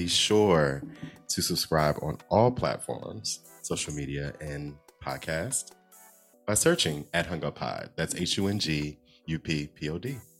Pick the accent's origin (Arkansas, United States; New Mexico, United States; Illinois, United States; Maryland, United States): Maryland, United States; Southern; I'm from Southern Maryland, so country is cool with me.